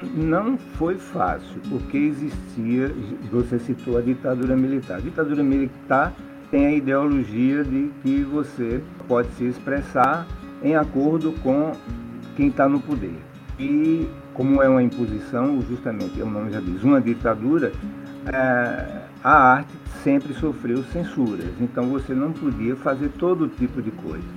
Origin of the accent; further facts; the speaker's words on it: Juazeiro, Bahia, Brazil; Nasci em Juazeiro, Bahia e sou artista plástico